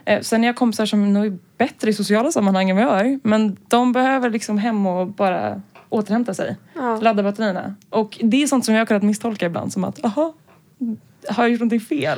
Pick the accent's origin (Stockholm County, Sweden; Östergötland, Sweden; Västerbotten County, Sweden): Stockholm County, Sweden; Stockholm; also born or lived in Lund; Jag är här från Stockholm. Eh, men har eh, bott i Lund en sväng när jag pluggade där